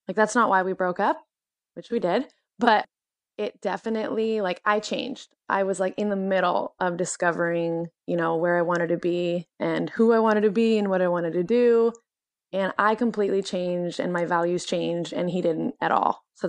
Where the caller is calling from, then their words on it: Portland, Oregon, United States; Yes, I am 26 years old and I'm calling from Portland, Oregon.